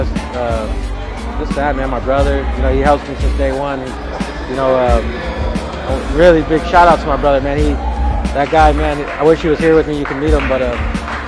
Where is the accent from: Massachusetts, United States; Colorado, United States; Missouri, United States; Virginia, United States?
Colorado, United States; Greeley; I'm from Greeley, Colorado